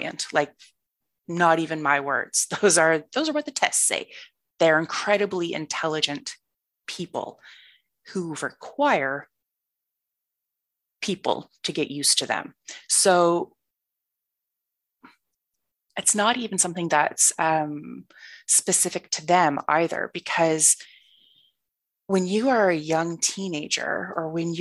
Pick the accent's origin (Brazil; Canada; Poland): Canada; East Coast of Canada, Nova Scotia; moved away as an adult; also born or lived in Ireland / Victoria, British Columbia; I grew up on the East Coast of Canada in one particular province. My dad is a Royal Canadian Mounted Police officer. So we moved every 2 or 3 years, but we always stayed in the one province.